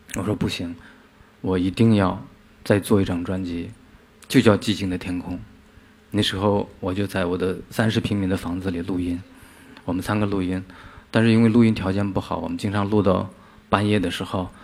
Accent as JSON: {"language": "Chinese", "region": "Inner Mongolia grasslands", "country": "China", "tie": "born or raised there", "said": "我从小就是来自于一个边缘地区。 内蒙古草原"}